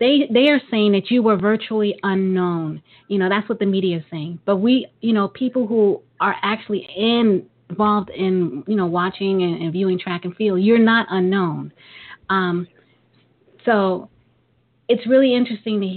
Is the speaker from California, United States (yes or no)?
no; New York, United States; I'm a New Yorker